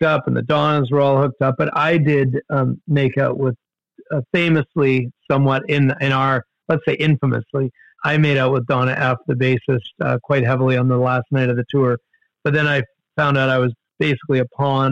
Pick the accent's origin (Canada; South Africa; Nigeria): Canada; we Canadians